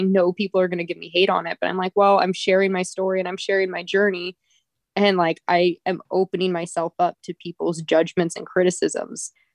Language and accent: English; Redwood City, California, United States; also born or lived in Lake Tahoe, California; I was born and raised in Redwood City